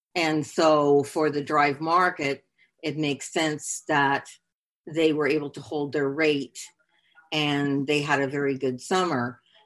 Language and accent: English; Canada; now in Hollywood, Florida, United States; I am Canadian